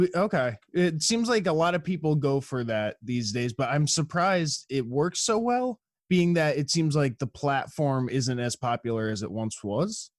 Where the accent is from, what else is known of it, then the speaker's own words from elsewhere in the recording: New York, United States; now in San Jose, United States; I'm from New York originally.